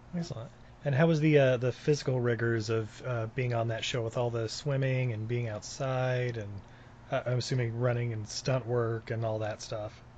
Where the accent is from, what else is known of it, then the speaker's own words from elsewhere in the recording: Utah, United States; I grew up in Utah.